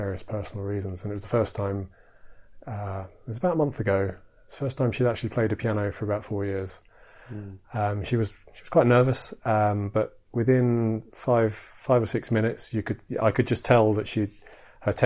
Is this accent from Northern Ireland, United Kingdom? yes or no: no; Edinburgh, Scotland, United Kingdom; in Edinburgh, which is my hometown